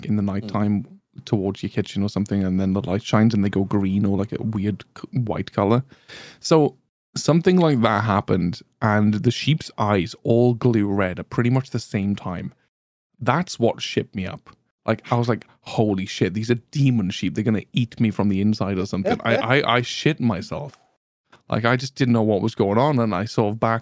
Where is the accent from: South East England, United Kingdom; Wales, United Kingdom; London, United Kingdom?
Wales, United Kingdom; Welsh; as a Welshman